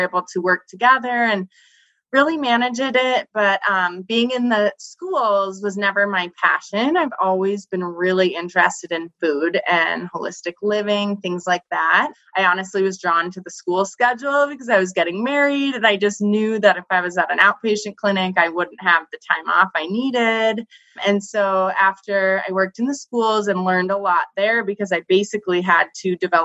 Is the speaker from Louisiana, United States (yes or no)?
no; North Dakota, United States; moved away; also born or lived in Minneapolis, Minnesota; where I grew up in North Dakota